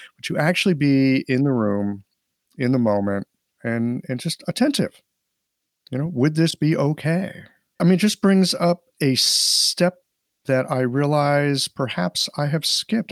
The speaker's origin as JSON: {"language": "English", "town": "St. Louis", "region": "Missouri", "country": "United States", "moved": "as an adult", "said": "I'm just this, like, hick from Missouri"}